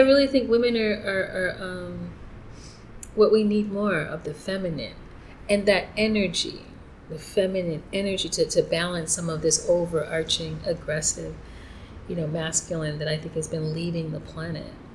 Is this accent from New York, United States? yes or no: yes; New York, United States; moved away as an adult; now in Mérida, Mexico; I'm from New York